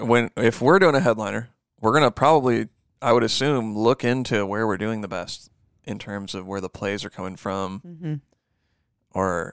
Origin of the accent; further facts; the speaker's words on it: California, United States; I'm from California.